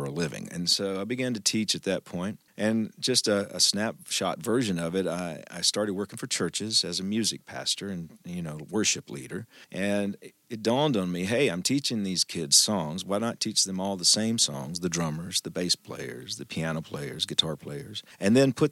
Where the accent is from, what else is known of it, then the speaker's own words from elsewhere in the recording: Booneville, Mississippi, United States; I grew up in North Mississippi, born and raised in the Boonville, Mississippi area